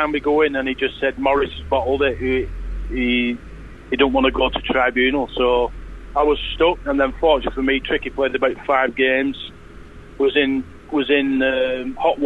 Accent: Leigh, North West England, United Kingdom; I come from Lee

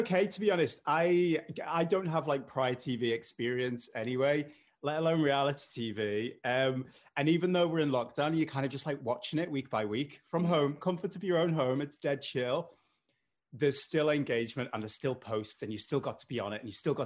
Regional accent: Liverpool, North West England, United Kingdom; accent: mild; And despite the accent, I know it's mild. I'm from Liverpool

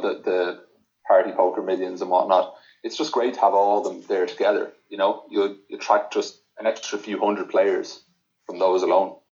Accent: Ireland; as an Irish player

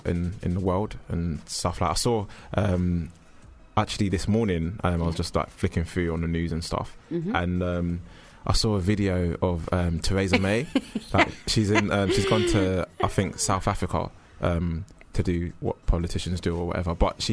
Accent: Jamaica; You know, I'm Jamaican, if that helps.

